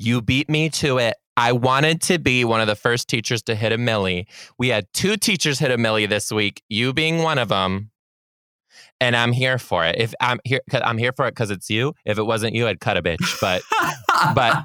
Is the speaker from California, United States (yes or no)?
no; Detroit, Michigan, United States; I'm from the Detroit area